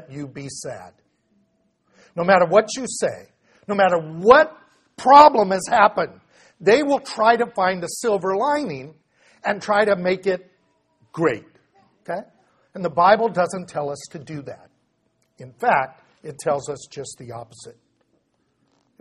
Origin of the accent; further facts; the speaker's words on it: United States; what I was trained to do as an American